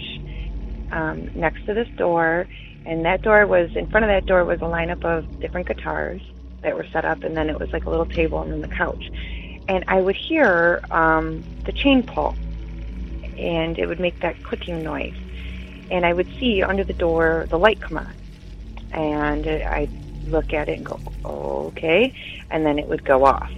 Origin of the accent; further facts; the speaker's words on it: Detroit, Michigan, United States; I am from Detroit, Michigan area